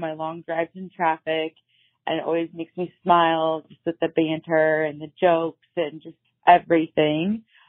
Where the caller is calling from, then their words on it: Torrance, California, United States; I'm calling from Torrance, California.